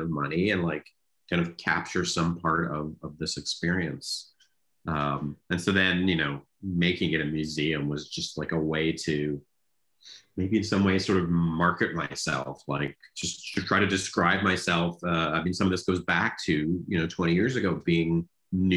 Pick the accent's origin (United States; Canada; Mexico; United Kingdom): Canada; growing up in Canada in that era that I did